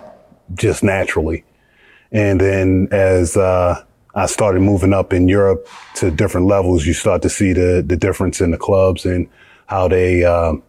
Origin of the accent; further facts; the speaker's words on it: United States; moved away as an adult; also born or lived in Belgium / Georgia / Spain / Russia; as an American